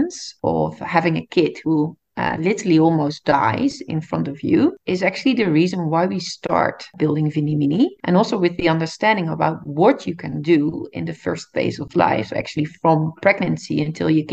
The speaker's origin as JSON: {"language": "English", "region": "Groningen", "country": "Netherlands", "tie": "born or raised there", "moved": "yes", "lives_now": "Amsterdam, Netherlands", "said": "I'm born and raised in the Netherlands, actually in the north, Groningen, and I live with my family in Amsterdam."}